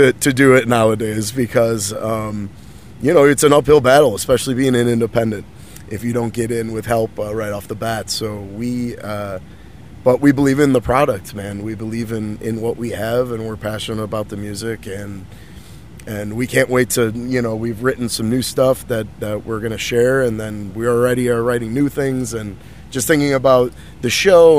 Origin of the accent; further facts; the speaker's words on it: Chicago, Illinois, United States; now in Los Angeles, United States; I'm originally from Chicago